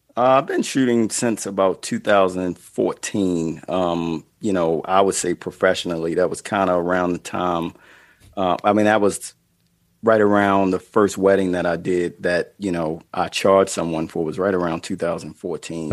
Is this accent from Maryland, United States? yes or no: yes; Baltimore, Maryland, United States; I'm from Baltimore